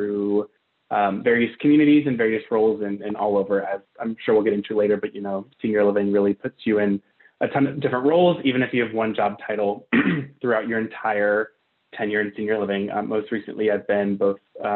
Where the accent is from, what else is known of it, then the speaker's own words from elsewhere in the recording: Richmond, Virginia, United States; moved away as an adult; also born or lived in Arizona; now in Phoenix, United States; I'm from Richmond, Virginia